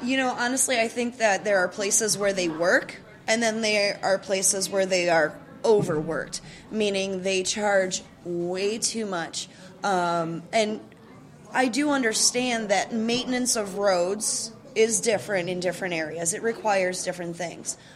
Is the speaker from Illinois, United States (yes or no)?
yes; Chicago, Illinois, United States; now in St. Louis, United States; I'm not originally from St. Louis. Um, I was born and raised in Chicago, the Chicagoland area.